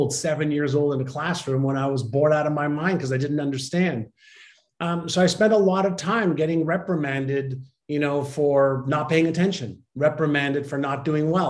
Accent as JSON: {"language": "English", "town": "Montreal", "region": "Quebec", "country": "Canada", "tie": "born or raised there", "also_born_or_lived": "Israel", "first_language": "Hebrew", "second_language": "English", "said": "I had moved from Israel, where I was born, to Montreal"}